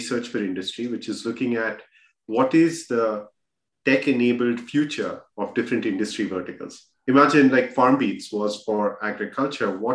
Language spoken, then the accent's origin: English; India; moved away as an adult; also born or lived in Bihar / Kharagpur; now in United States; I grew up in India.